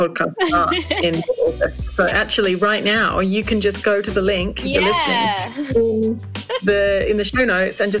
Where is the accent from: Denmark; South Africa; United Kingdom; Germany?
United Kingdom; England; now in Australia; the culture that we live in here in Australia and that I was brought up in England